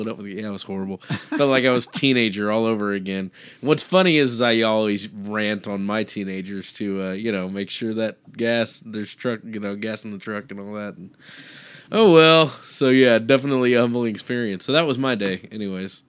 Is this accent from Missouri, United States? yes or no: no; Kansas, United States; I, I grew up in Kansas